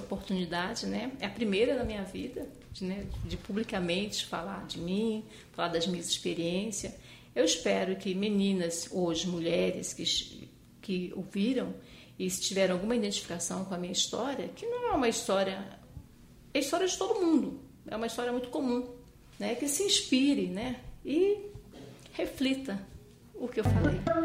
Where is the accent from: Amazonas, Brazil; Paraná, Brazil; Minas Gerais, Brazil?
Amazonas, Brazil; Manaus; moved away as an adult; now in São Paulo, Brazil; Eu nasci em Manaus, né? Manaus é a capital do estado do Amazonas, região norte do país.